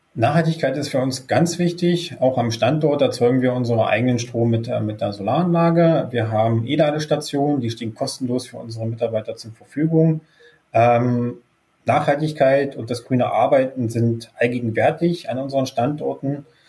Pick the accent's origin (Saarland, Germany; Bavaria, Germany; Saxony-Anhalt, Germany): Saxony-Anhalt, Germany; Wittenberg; kommen die Gründer, also Simon und ich, hier auch gebürtig aus der Lutherstadt Wittenberg